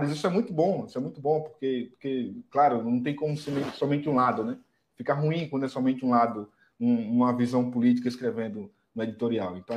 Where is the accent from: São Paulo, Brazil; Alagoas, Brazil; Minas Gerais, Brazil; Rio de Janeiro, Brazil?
Alagoas, Brazil; União dos Palmares; Nós somos de União dos Palmares.